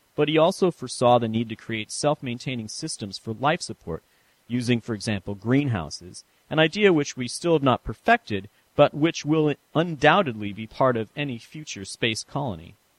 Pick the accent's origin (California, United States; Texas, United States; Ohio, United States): California, United States; San Francisco; moved away; my hometown of San Francisco